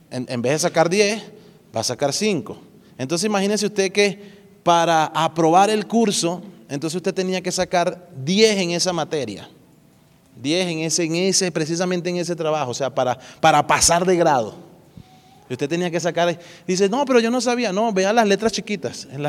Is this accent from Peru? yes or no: no; Dominican Republic; accent: Dominican; Ahí hablé como dominicano.